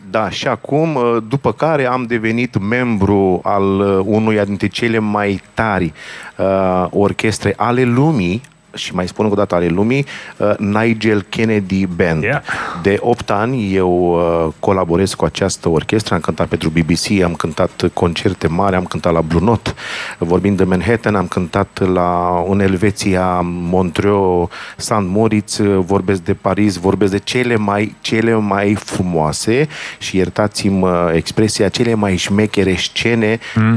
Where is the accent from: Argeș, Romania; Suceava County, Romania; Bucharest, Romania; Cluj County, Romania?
Bucharest, Romania; also born or lived in New York, United States; eu m-am născut pe Rahova.